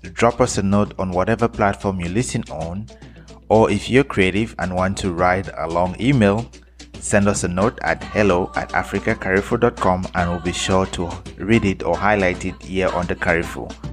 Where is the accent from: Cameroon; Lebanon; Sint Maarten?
Cameroon; now in United States; I was born in Cameroon, and my parents are Cameroonians. I am Cameroonian